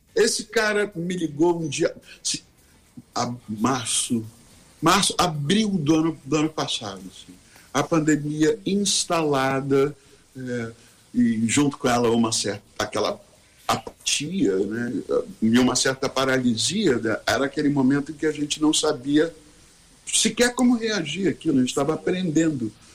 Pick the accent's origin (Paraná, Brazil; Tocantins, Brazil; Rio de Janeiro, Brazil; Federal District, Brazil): Rio de Janeiro, Brazil; a gente saiu da Zona Sul do Rio de Janeiro, onde cada um morava, dois, três garotos de classe média